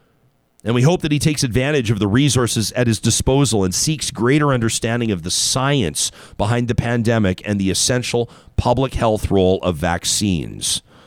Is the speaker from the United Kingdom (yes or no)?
no; Calgary, Alberta, Canada; I grew up in Calgary.